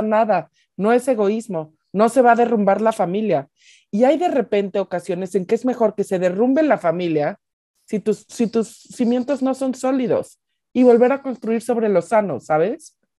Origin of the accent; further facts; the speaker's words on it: Mexico; also born or lived in United States; Yo que he vivido mucho tiempo en Estados Unidos, digo muchísimo más en México y soy mexicana